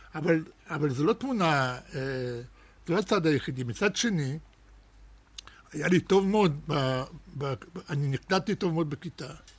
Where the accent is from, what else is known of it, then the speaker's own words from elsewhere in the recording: Netanya, Central District, Israel; Hebrew is a second language; also born or lived in Russia / Germany / Ramat HaShofet; הייתי בן שמונה כשהגענו לארץ